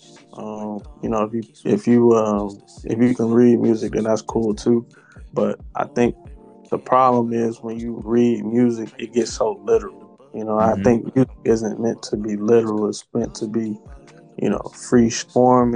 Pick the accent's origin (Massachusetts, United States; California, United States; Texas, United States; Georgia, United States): Georgia, United States; Atlanta; also born or lived in Cincinnati, Ohio; I came down to Atlanta since I was about six or so. So I've been kicking it down here ever since then.